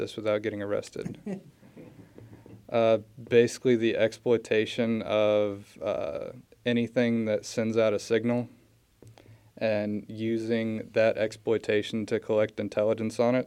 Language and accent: English; Warrensburg, Missouri, United States; also born or lived in Orange, California / Columbia, Missouri; I was mostly raised in Warrensburg. I've been here since I was 5